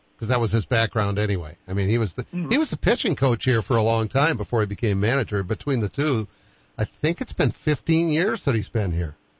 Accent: Boston, Massachusetts, United States; I'm a Bostonian and I grew up at Fenway Park

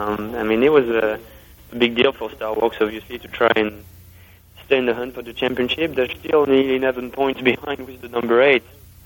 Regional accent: Le Mans, Pays de la Loire, France; moved away; Le Mans is obviously going to be very special because, you know, it's my hometown.

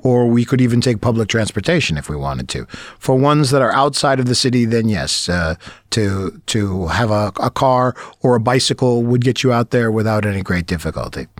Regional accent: Brooklyn, New York, United States; moved away as an adult; now in Bratislava, Slovakia; I'm a city boy primarily. I'm from Brooklyn

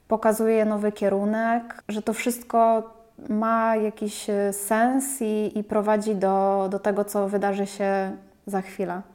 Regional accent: Łódź, Łódź Voivodeship, Poland; jestem z Łodzi

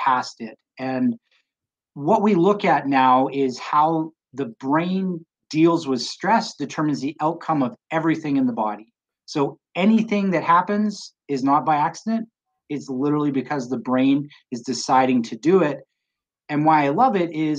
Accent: British Columbia, Canada; now in Colorado, United States; I grew up in British Columbia, Canada

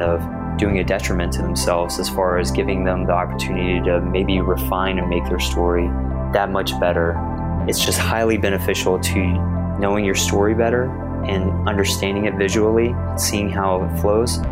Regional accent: Houston, Texas, United States; born and raised in Texas, grew up in Houston specifically

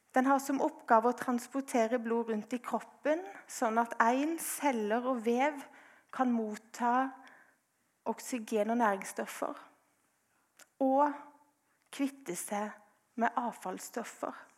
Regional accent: Grimstad, Agder, Norway; jeg er fra Grimstad

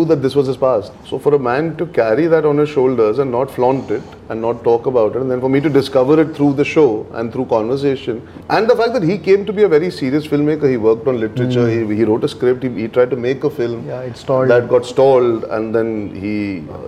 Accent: Mumbai, Maharashtra, India; also born or lived in Lokhandwala; I grew up in Chembur and then I moved to Lokhandwala

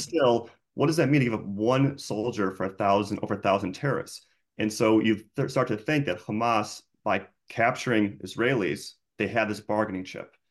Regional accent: Chicago, Illinois, United States; moved away as an adult; I'm from Chicago originally

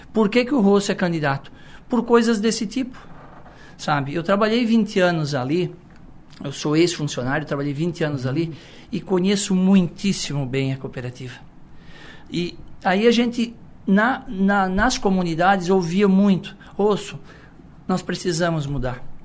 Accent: Içara, Santa Catarina, Brazil; a gente é da cidade, a gente é natural da Isara, a gente vem da roça de família tradicional

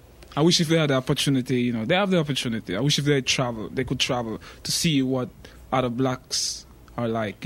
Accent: Jamaica; now in United States; as a Jamaican, you know, it's like, as a black Jamaican.

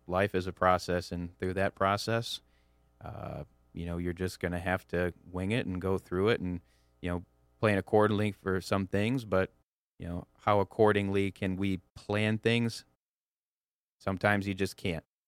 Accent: Clarkston, Michigan, United States; I'm from the Metro Detroit area, from Clarkston, uh, you know, born and raised there.

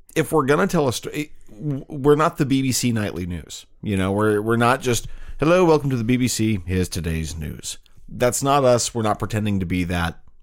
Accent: St. Louis, Missouri, United States; I grew up in Saint Louis in the nineteen eighties and nineteen nineties

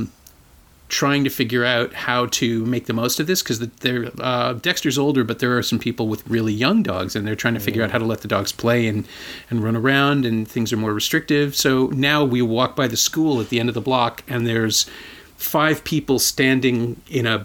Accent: Toronto, Ontario, Canada; I grew up here

